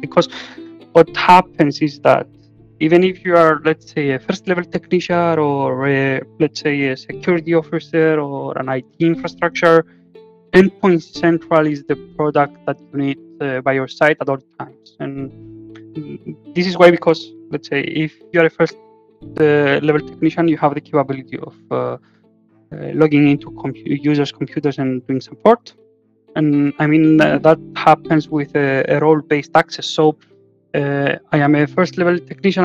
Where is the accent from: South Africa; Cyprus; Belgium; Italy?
Cyprus; now in Greece; I am from Cyprus